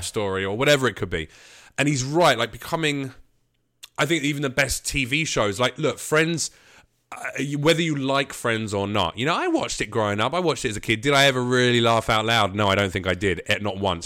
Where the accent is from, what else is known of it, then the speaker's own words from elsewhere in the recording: United Kingdom; moved away as an adult; now in United States; a British comic